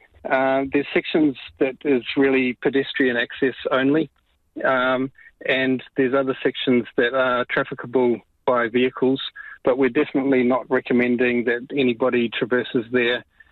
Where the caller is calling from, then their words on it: Karikari, Northland, New Zealand; Kia ora. Yes, I'm calling actually from Karikari